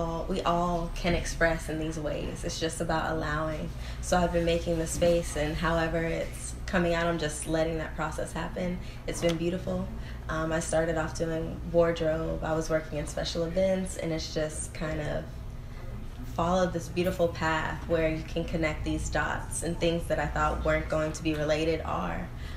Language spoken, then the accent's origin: English; Memphis, Tennessee, United States; now in Los Angeles, United States; So I moved to Los Angeles from Memphis, Tennessee.